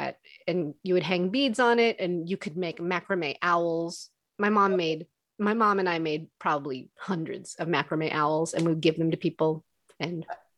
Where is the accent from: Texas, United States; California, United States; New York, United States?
California, United States; also born or lived in North Carolina / Alabama; I did. I grew up all over the place, actually, in California. And then I was in North Carolina when I was like 4 or 5. And then when I was like 6, 7, I was in Alabama.